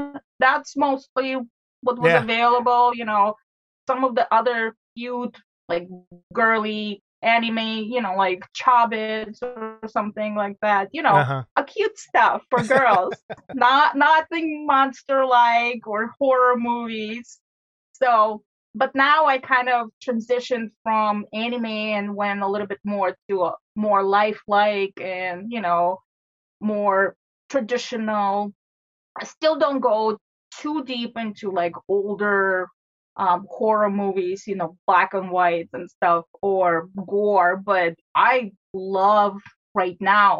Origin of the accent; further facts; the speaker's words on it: St. Petersburg, Saint Petersburg, Russia; English is a second language; now in United States; St. Petersburg.